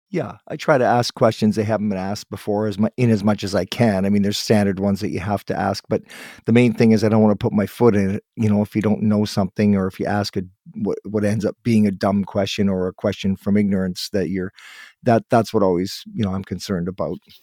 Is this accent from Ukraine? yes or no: no; Guelph, Ontario, Canada; I was born in Guelph